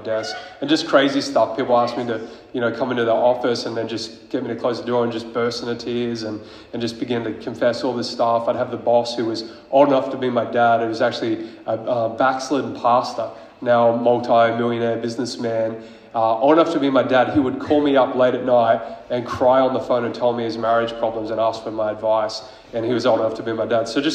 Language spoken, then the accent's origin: English; Queensland, Australia; I'm from Queensland